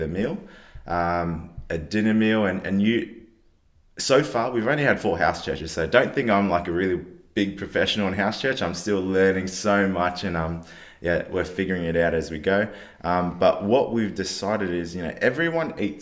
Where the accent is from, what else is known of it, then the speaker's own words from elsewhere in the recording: Fiji; now in Adelaide, Australia; I was born in Fiji